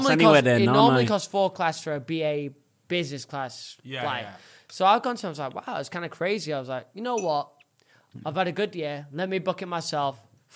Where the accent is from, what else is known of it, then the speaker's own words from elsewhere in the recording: Oldham, North West England, United Kingdom; I come from a really shit place in Manchester. It's called Cheddarton.